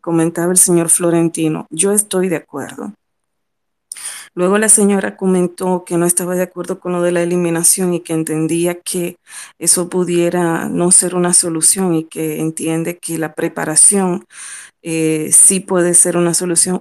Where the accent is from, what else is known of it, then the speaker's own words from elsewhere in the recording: Dominican Republic; como ciudadana, como dominicana